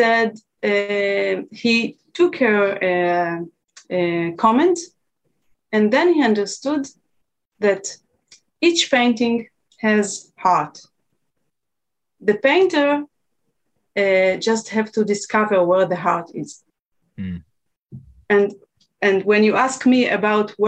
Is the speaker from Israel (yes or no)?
yes; Israel; I'm from Israel